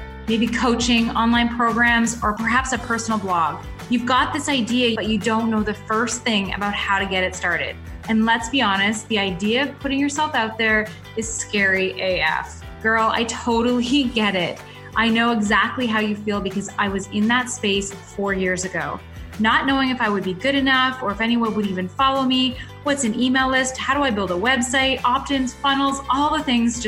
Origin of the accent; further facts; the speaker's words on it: London, Ontario, Canada; my hometown, London, Ontario